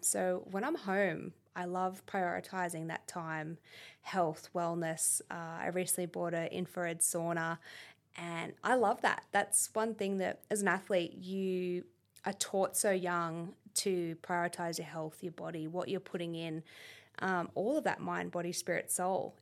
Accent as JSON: {"language": "English", "town": "Canberra", "region": "Australian Capital Territory", "country": "Australia", "tie": "born or raised there", "also_born_or_lived": "United States", "moved": "as an adult", "said": "my upbringing here in Canberra, um, we grew up in Duffy, opposite the Pine Forest"}